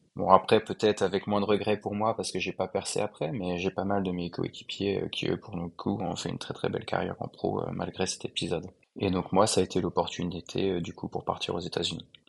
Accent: France; moved away as an adult; also born or lived in United States; now in Shanghai, China; je suis français, j'ai 31 ans

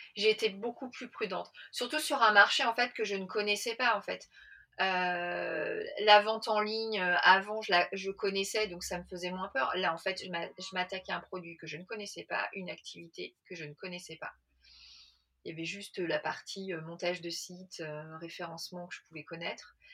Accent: Paris, Île-de-France, France; je suis parisienne, j'ai 45 ans

